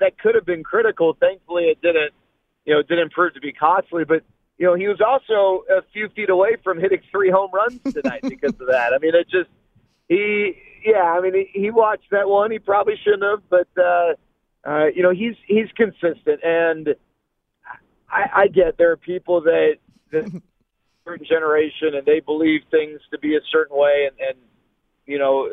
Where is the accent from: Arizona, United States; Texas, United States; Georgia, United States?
Texas, United States; Dallas; I grew up in Dallas